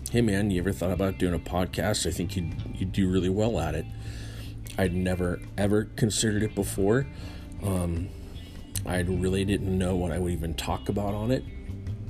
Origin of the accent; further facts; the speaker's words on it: Northern California, United States; I was born and raised in Northern California